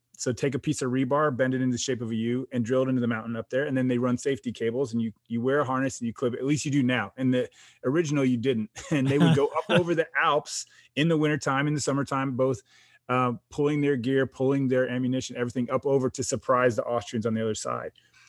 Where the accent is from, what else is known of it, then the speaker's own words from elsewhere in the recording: New York, United States; born there; So I was born in upstate New York. Uh-huh. I lived in 6 other states between then and now.